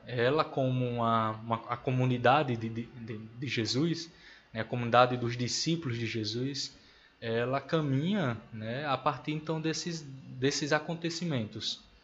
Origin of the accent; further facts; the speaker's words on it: Natal, Rio Grande do Norte, Brazil; moved away; nasci e me criei em Natal